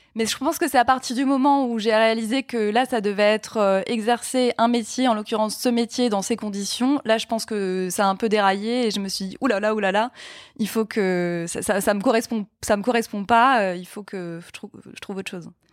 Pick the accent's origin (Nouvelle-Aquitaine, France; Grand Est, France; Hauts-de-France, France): Grand Est, France; Mulhouse; moved away as an adult; now in Paris, France; je viens d'Alsace, je viens de Mulhouse, et il y avait une fac de droit à Mulhouse. Donc je suis restée chez mes parents